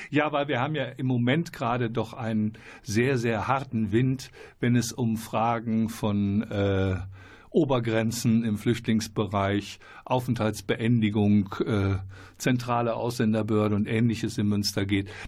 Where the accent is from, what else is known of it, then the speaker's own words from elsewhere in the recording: Moldova; Ich komme aus Moldawien.